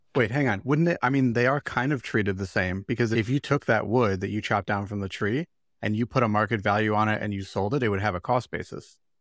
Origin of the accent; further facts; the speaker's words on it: Chicago, Illinois, United States; I'm from Chicago